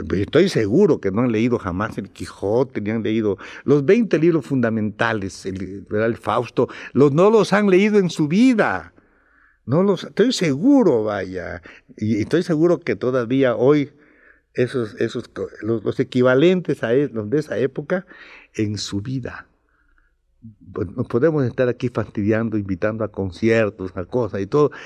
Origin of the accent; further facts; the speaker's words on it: Campeche, Mexico; also born or lived in Ciudad del Carmen, Mexico; mi pueblo en Campeche, en Ciudad del Carmen, porque mucha gente a mí me confunde con como carmelita